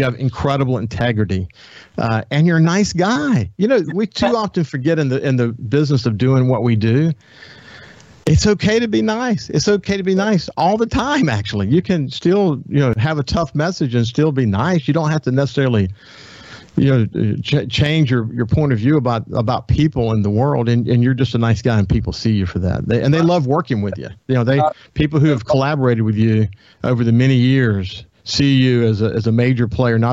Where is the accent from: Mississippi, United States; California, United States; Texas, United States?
Mississippi, United States; Belzoni; We were raised in Bellevue together